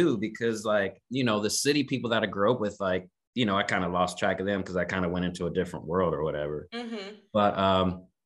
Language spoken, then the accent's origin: English; Kansas City, Missouri, United States; I was born and raised in Kansas City, Missouri.